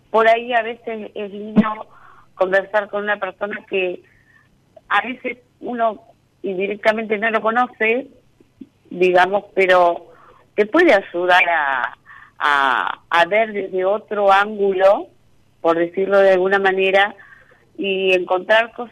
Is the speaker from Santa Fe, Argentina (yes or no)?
no; Buenos Aires, Argentina; now in Concordia, Argentina; Eh, soy de Buenos Aires, pero hace 15 años que vivo acá en Entre Ríos, en Concordia.